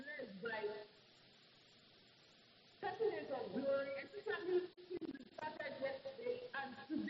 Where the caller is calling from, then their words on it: Abuja, Federal Capital Territory, Nigeria; I'm calling from Abuja.